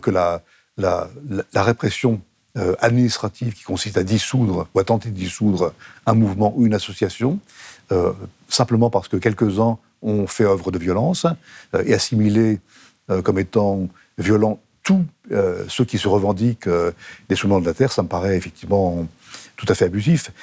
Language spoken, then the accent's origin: French; France; Je suis français